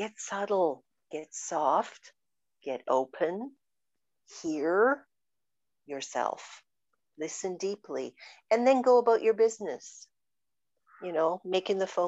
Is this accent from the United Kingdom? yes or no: no; Canada; I'm very Canadian